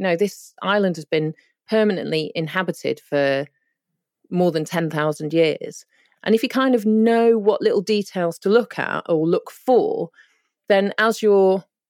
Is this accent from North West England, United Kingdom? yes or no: yes; North West England, United Kingdom; I mean, my mum's Indian and my dad's Polish. I grew up in Cheshire near Manchester.